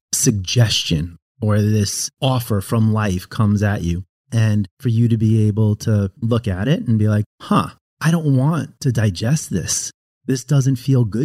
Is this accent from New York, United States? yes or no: yes; Long Island, New York, United States; also born or lived in Southern California; now in North Carolina, United States; I grew up like in Long Island